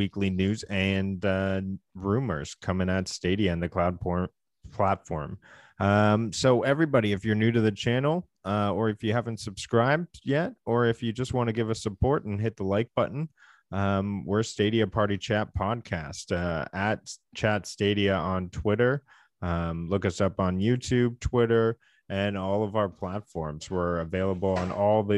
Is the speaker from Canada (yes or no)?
yes; Canada; we are two Canadian game enthusiasts